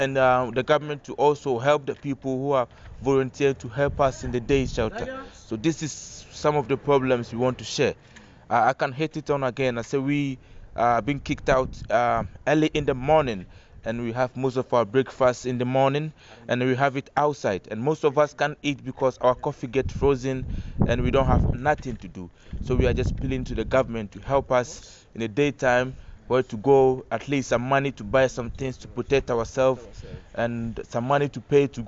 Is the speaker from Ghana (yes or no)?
yes; Ghana; now in Amsterdam, Netherlands; I'm from Ghana originally.